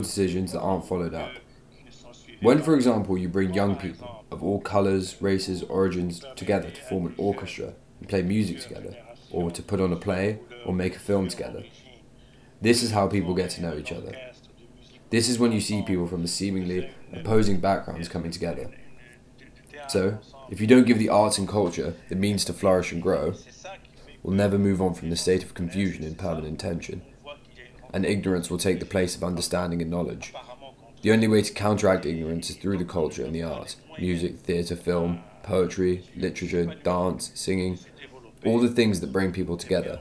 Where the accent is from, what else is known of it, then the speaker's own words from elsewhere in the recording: Fez, Fès-Meknès, Morocco; now in France; I'm 100% urban, a city dweller. I was born in Fez, the city of cities. The Islam I grew up